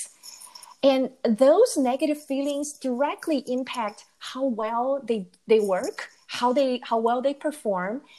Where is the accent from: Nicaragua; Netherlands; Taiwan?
Taiwan; moved away as an adult; now in United States; I grew up in Taiwan and I came to the U.S. to go to graduate school